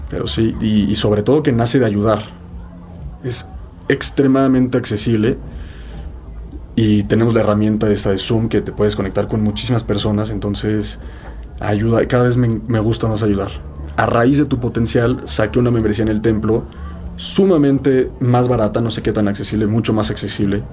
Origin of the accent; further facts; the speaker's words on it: Mexico; soy mexicano